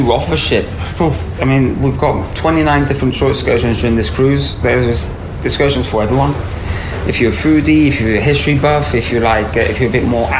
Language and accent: English; Tenerife, Canary Islands, Spain; also born or lived in France / Madrid; I was born in France from French parents, but by the age of four, we decided to move to Tenerife in the Canary Islands. And this is where I grew up.